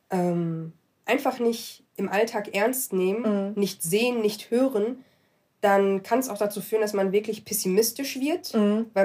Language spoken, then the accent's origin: German; Morocco; Ähm, ich bin Marokkanerin.